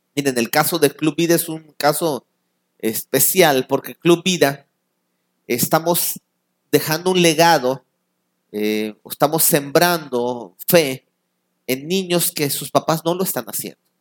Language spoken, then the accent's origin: Spanish; Mexico